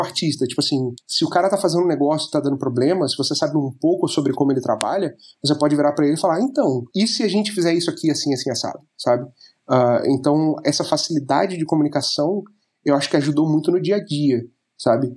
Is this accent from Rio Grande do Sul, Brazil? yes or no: no; Rio de Janeiro, Brazil; moved away as an adult; now in Germany; eu sou originalmente do Rio de Janeiro.